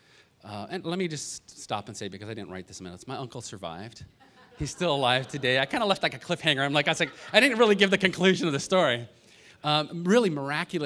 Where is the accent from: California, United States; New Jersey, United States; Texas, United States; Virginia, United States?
California, United States; Los Angeles; I grew up out here, I grew up in the Valley